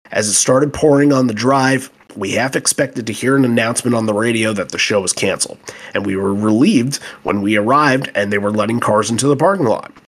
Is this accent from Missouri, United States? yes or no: yes; Kansas City, Missouri, United States; I grew up in Kansas City, moved away, and happened to have the good fortune of traveling back to KC for a family wedding